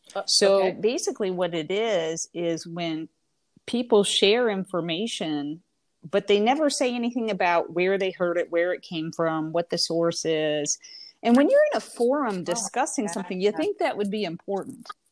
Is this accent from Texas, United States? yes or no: no; Indiana, United States; moved away as an adult; also born or lived in Florida; now in Alabama, United States; I'm originally from Indiana, born and raised.